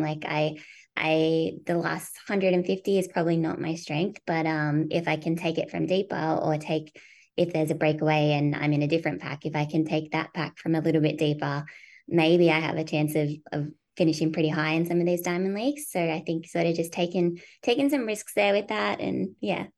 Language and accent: English; Australia; moved away as an adult; also born or lived in United States; as an Australian